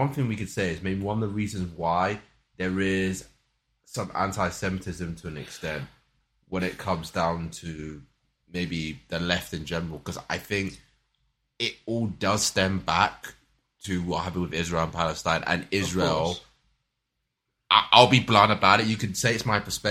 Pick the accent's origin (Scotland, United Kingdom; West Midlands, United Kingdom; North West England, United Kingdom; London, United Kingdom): London, United Kingdom; accent: Cockney; my Cockney accent